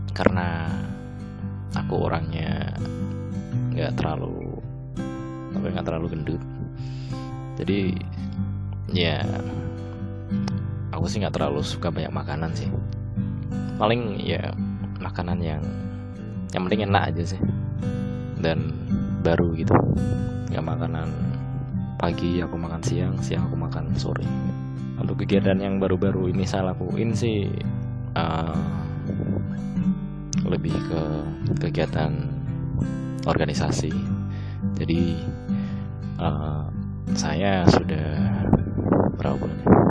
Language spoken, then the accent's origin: Indonesian; Batang, Central Java, Indonesia; Saya lahir di Kabupaten Batang, Jawa Tengah, Indonesia Pada tanggal 9 Juni 1999 Asal daerah saya persis dengan tempat lahir saya yaitu di Kabupaten Batang, Jawa Tengah